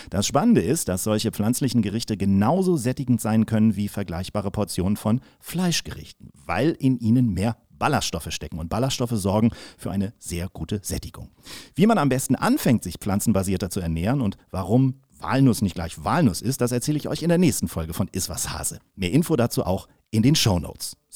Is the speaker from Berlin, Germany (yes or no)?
no; Kiel, Schleswig-Holstein, Germany; hat übrigens in meiner Heimatstadt studiert, in, in, in Kiel